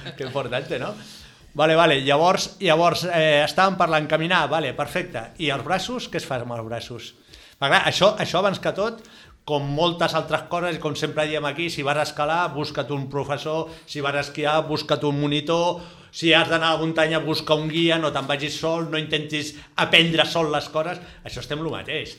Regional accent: Barcelona, Catalonia, Spain; sóc un camaco de Barcelona

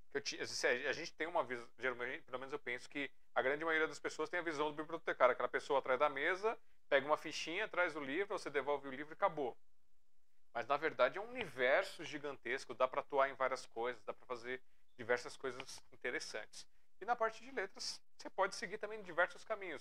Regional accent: Brazil; eu sou brasileiro demais

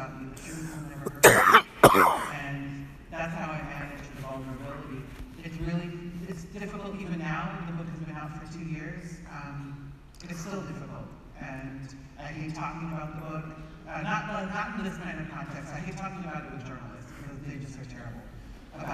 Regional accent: United States; I was raised in the United States

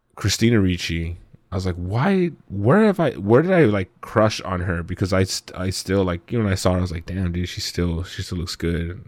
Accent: Southern California, United States; we're Mexican from Southern California.

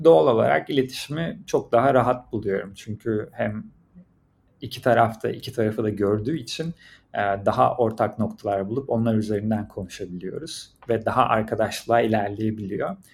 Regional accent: Turkey; moved away as an adult; also born or lived in Shanghai, China / Beijing, China / Shenzhen, China; now in China; ben Türkiye'denim

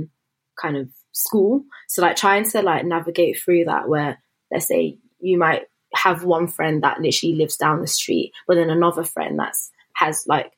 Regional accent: Slough, South East England, United Kingdom; In Slough, so just outside of London. Slough.

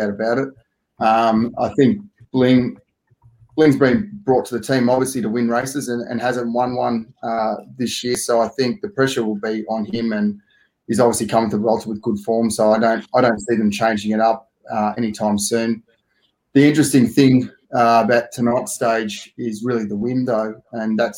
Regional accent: Australia; also born or lived in Italy; as an Aussie

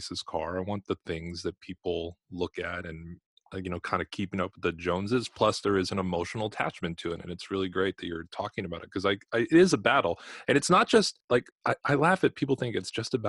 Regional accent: Los Angeles, California, United States; moved away; I'm from Los Angeles originally. My parents were both in television

